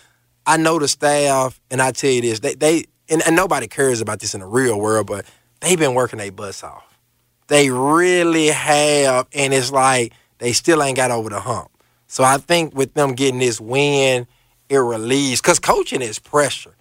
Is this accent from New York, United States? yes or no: no; Memphis, Tennessee, United States; we're from Memphis